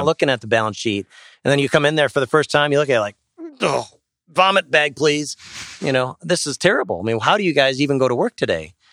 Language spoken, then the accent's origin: English; Sheboygan, Wisconsin, United States; I grew up in Sheboygan and went to Sheboygan North